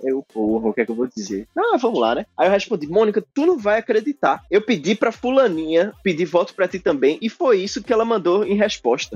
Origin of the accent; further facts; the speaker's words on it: Brazil; moved away as an adult; eu era o brasileiro